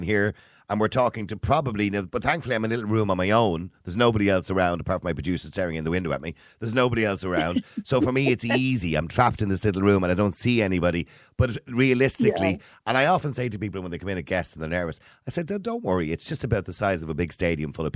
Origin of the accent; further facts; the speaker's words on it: Ireland; Us Irish